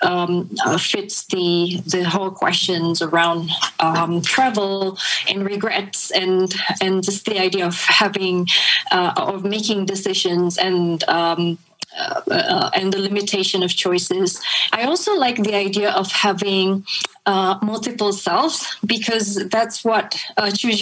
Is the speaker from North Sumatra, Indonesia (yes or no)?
no; Jakarta, Indonesia; moved away as an adult; also born or lived in New York; Jakarta is my hometown.